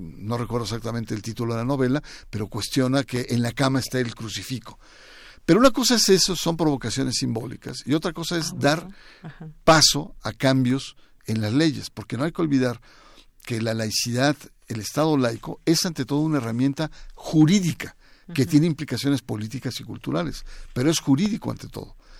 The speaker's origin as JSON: {"language": "Spanish", "country": "Mexico", "said": "del ADN de los mexicanos, que nos ha costado mucho"}